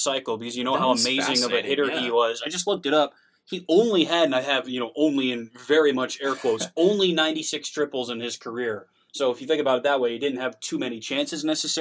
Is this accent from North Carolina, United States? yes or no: yes; Raleigh, North Carolina, United States; my hometown in Raleigh